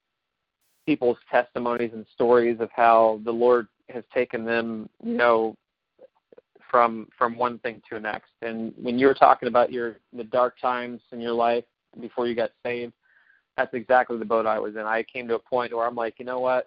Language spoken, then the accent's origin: English; Ohio, United States; I'm from Ohio